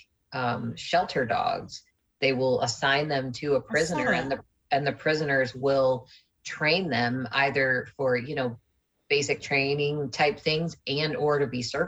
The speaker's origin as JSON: {"language": "English", "region": "Midwest", "country": "United States", "tie": "born or raised there", "said": "I grew up in the Midwest"}